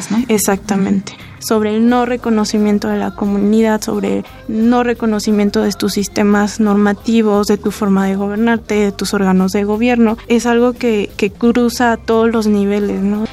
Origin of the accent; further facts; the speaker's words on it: Pátzcuaro, Michoacán, Mexico; yo soy de Pátzcuaro